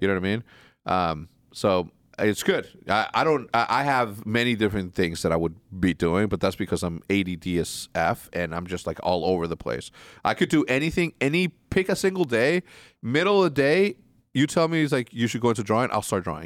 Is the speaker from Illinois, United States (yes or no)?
yes; Wheeling, Illinois, United States; moved away; from thirteen to fucking twenty-one, I, I grew up in Wheeling